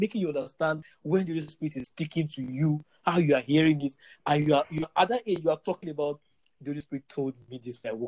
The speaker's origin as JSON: {"language": "English", "town": "Ife", "region": "Osun", "country": "Nigeria", "tie": "born or raised there", "said": "growing up in Four Square Gospel Church in Ife"}